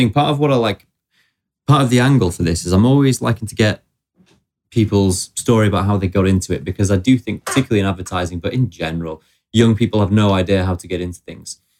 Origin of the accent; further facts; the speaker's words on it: South East England, United Kingdom; now in London, United Kingdom; oh, I'm from Surrey. Well, I've been in London for far more years than I was in Surrey